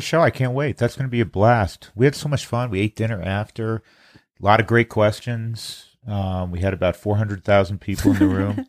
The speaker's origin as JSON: {"language": "English", "area": "the East", "region": "East Coast", "country": "United States", "tie": "born or raised there", "moved": "yes", "lives_now": "Colorado, United States", "said": "I grew up in the East."}